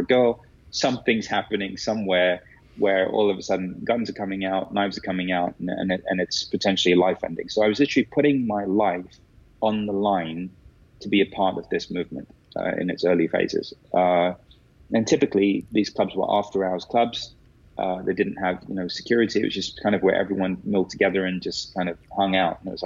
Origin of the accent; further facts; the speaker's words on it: London, United Kingdom; growing up in London